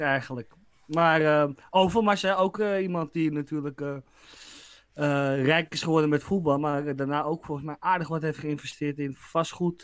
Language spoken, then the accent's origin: Dutch; Netherlands; wij als Nederlander